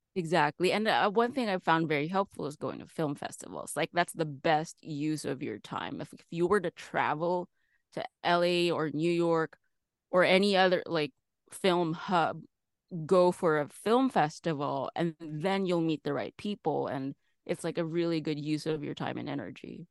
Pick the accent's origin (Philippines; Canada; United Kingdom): Philippines; moved away as an adult; now in Los Angeles, United States; I'm from the Philippines originally, so I started there